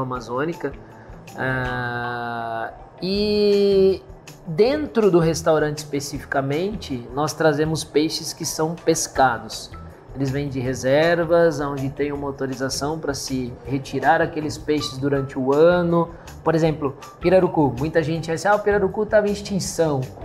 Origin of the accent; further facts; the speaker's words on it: São Carlos, São Paulo, Brazil; also born or lived in Manaus; nós somos de São Carlos, né? Somos nascidos e criados na, na terra, aqui na terra